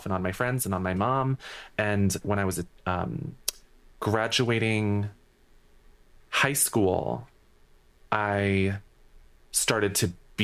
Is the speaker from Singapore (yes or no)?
no; New England, United States; I'm from New England